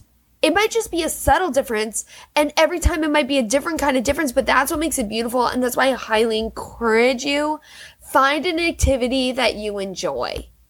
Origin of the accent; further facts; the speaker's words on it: Germany; born there; then I was born in Germany, this whole thing.